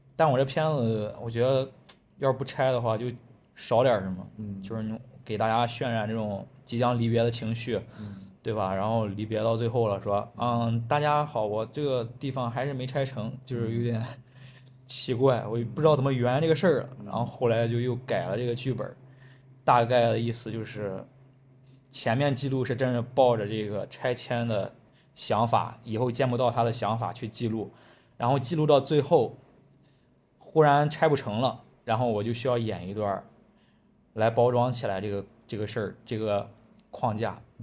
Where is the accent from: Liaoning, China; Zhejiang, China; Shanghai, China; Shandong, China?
Shandong, China; Jinan; 我老家是落口的